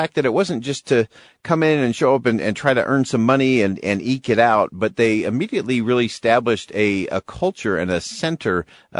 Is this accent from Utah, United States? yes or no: yes; Holladay, Utah, United States; I grew up in the Holiday area, and I remember the floods of 83